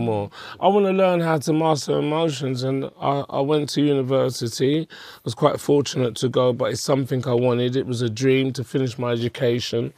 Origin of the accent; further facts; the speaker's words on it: London, United Kingdom; I was born in Hackney